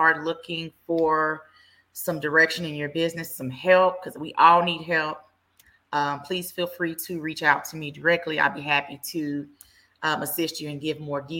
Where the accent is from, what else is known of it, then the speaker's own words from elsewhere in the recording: Dallas, Texas, United States; I am from the Dallas area, born and raised